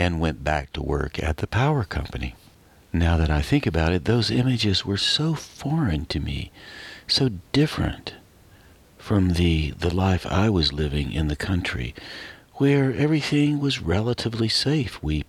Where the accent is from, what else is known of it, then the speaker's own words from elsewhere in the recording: Western North Carolina, United States; moved away; I moved out away from Western North Carolina